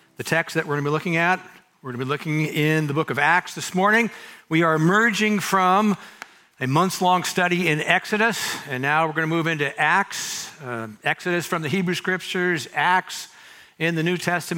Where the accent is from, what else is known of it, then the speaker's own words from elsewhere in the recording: Mountain View, California, United States; I not only grew up here, I was born here